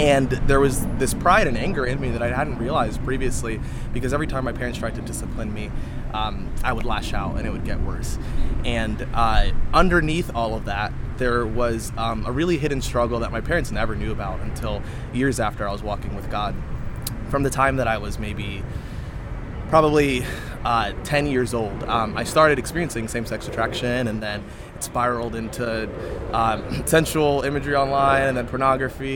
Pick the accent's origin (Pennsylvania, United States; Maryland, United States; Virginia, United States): Maryland, United States; I grew up in Maryland.